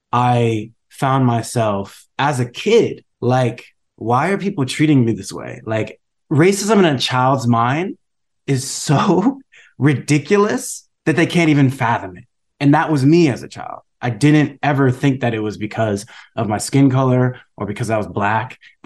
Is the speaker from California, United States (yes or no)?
yes; San Marino, California, United States; I'm like, yeah, I grew up in San Marino. It's a great public school system.